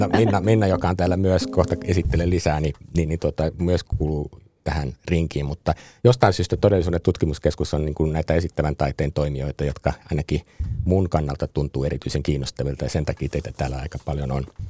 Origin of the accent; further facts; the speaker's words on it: Helsinki, Uusimaa, Finland; Itä-Helsingin lähiössä sama meillä Roihuvuoressa, kun mä oon siis sitä naapurilähiöstä